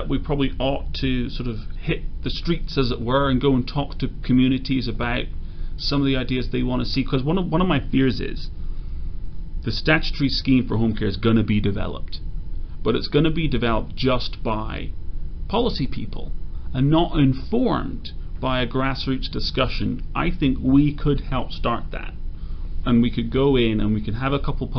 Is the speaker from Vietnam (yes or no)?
no; Skerries, Leinster, Ireland; moved away as an adult; also born or lived in London, United Kingdom / New York, United States; one of my best friends growing up in Skerries